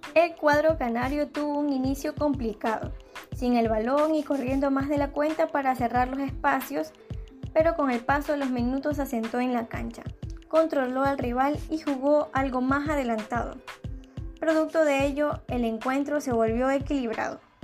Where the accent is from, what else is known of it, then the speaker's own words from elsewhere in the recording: Ecuador; los ecuatorianos volvimos a ser los protagonistas